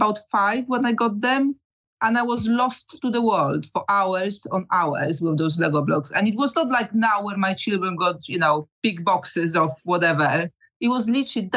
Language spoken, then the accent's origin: English; southern Poland, Poland; moved away as an adult; now in United Kingdom; I'm originally from Poland, from the south of Poland, and I've been living there for my first 28 of years